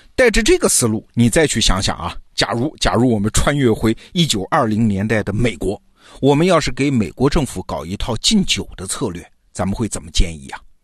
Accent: China; 我们中国人

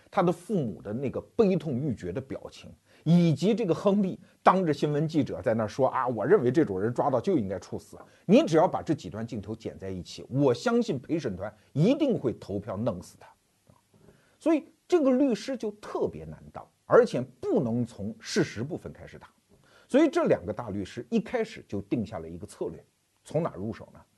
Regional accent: China; 我们中国人经常说啊，不作死就不会死

